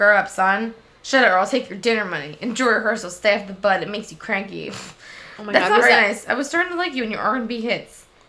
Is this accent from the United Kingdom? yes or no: yes; United Kingdom; Like, a lot of exclamations and 3 X's, because we're British, isn't it?